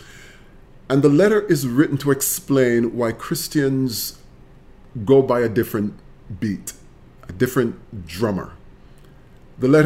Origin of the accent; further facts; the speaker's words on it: Jamaica; moved away as an adult; now in United States; Jamaica is the land of my birth, where I've lived my teenage years, my childhood years